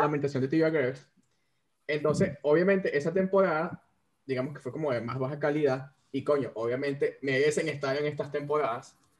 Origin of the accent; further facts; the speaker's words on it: Venezuela; moved away; los tres somos venezolanos y ninguno está en Venezuela